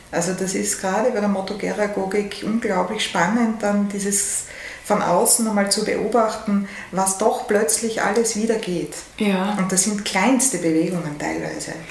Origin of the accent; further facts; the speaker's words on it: Vienna, Austria; Ja, ich habe lange überlegt, weil ich bin ja wirklich an der Grenze aufgewachsen zwischen 18 und 19.